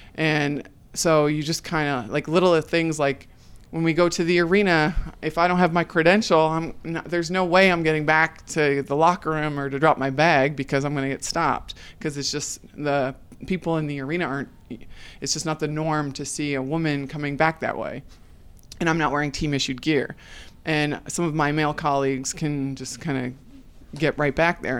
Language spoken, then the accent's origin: English; New England, United States; moved away as an adult; now in Orlando, United States; I'm from New England